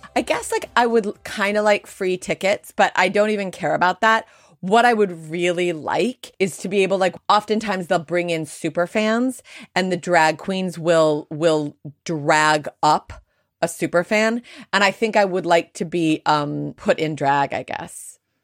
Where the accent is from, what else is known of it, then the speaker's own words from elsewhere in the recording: United States; I'm Jewish and I'm American.